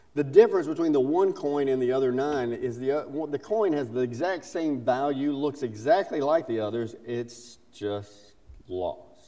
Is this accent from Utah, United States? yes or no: no; South Carolina, United States; accent: Southern; also born or lived in Alabama; I'm a Southerner. I was born in Alabama, grew up in South Carolina